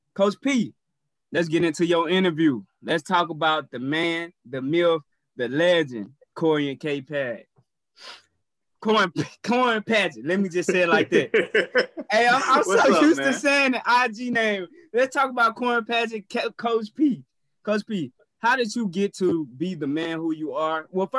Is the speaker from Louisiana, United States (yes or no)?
yes; New Orleans, Louisiana, United States; accent: New Orleans; that's my New Orleans accent.